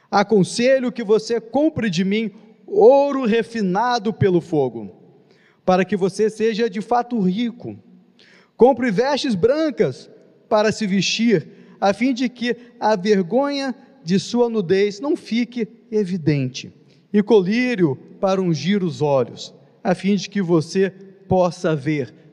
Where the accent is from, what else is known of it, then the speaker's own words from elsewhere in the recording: Nova Friburgo, Rio de Janeiro, Brazil; now in Rio de Janeiro, Brazil; Vim de Nova Friburgo, aqui na Serra, no estado do Rio de Janeiro.